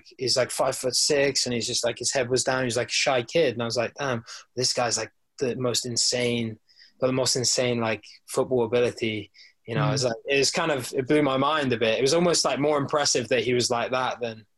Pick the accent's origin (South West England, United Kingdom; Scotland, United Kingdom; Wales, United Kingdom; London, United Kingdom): South West England, United Kingdom; I guess growing up in Cornwall as well, like we don't really get starstruck, I think, people from Cornwall so much.